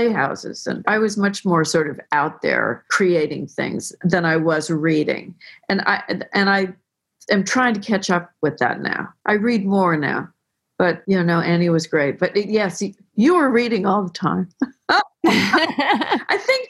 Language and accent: English; Tiburon, California, United States; I was raised in Belvedere, Tiburon with Anne Lamott, who was a childhood friend.